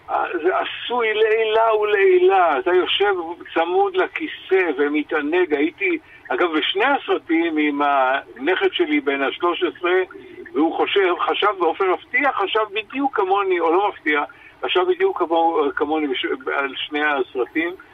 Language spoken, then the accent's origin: Hebrew; Israel